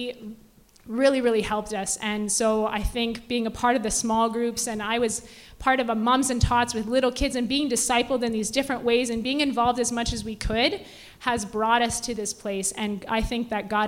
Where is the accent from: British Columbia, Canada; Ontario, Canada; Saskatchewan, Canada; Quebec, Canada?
Ontario, Canada; moved away as an adult; we had grown up in Ontario